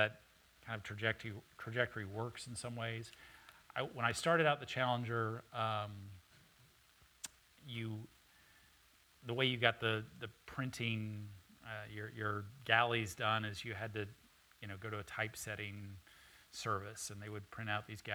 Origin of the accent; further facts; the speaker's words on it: Austin, Texas, United States; also born or lived in Ohio; I grew up in Austin. I am a townie. I went to Cassis, then O. Henry, then Austin High.